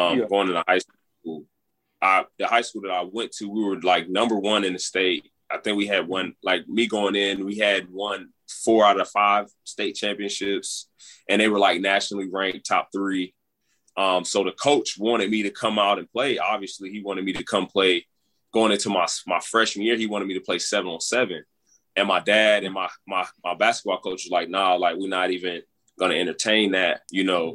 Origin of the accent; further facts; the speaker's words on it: Florida, United States; I'm from Florida. So growing up, everybody played football.